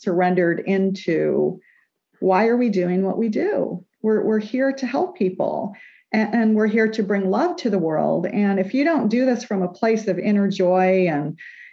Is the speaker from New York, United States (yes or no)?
yes; New York, United States; we're from New York